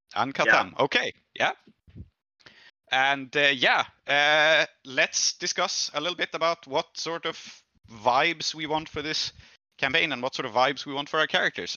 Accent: Sweden; I'm from Sweden

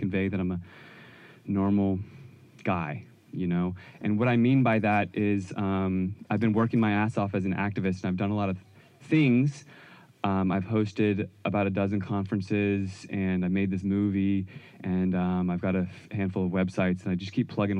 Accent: Virginia, United States; I grew up in Virginia

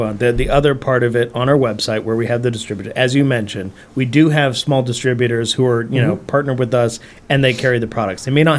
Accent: Washington, United States; We're from Washington. We'd always say pop if we're referring to like a can in the fridge.

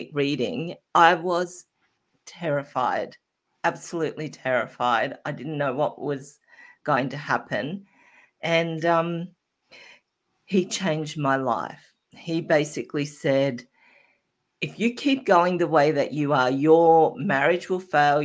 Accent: Australia; I started working in the supermarket at 15, as most Australian kids

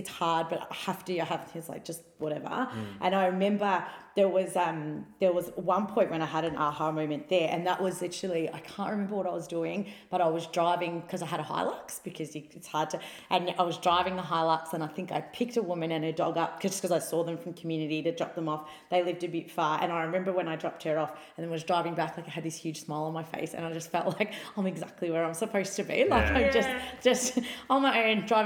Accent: Melbourne, Victoria, Australia; I was a student from Australia, from Melbourne, coming to another part of Australia to learn

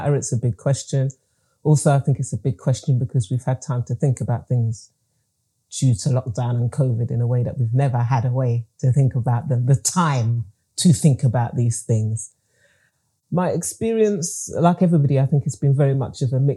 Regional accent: England, United Kingdom; I was born and bred in England, but my family are from Grenada in the Caribbean

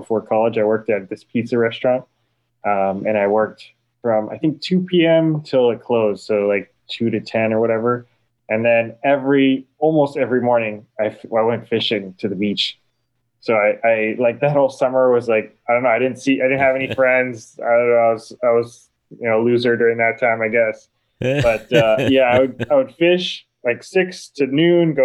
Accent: Salinas, California, United States; when I was a kid, I grew up in Salinas

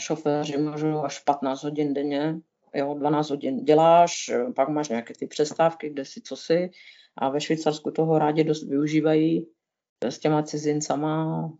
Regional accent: Moravia, Czechia; moved away as an adult; now in Switzerland; já jsem z Moravy

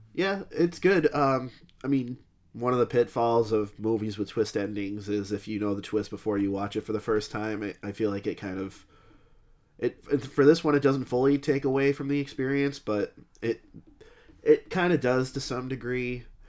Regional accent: New England, United States; we're from New England

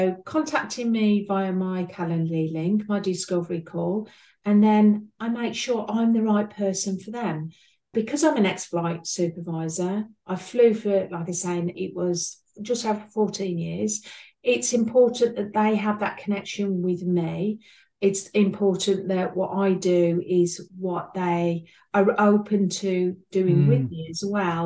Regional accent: United Kingdom; accent: between Birmingham and East Midlands; as you can tell by my accent, I'm between Birmingham and East Midlands

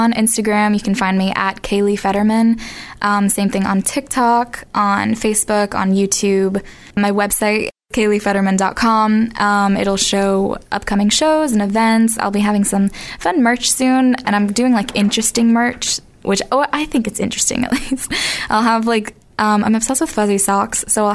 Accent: Boston, Massachusetts, United States; I'm from Boston, Massachusetts.

